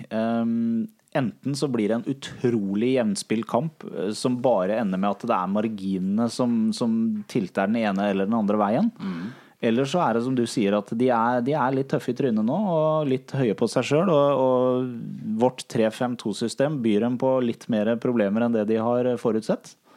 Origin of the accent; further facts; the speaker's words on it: Larvik, Vestfold, Norway; jeg kommer fra Larvik